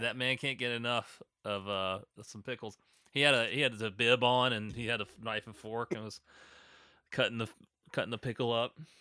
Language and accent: English; North Augusta, South Carolina, United States; moved away; in my hometown of North Augusta